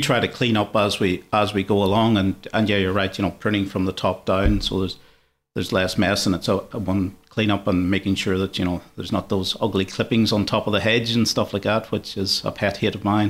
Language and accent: English; Ireland; moved away as an adult; now in Sydney, Australia; I'm not originally from Australia, so when I was, uh, back in Ireland, I was pretty much in the construction industry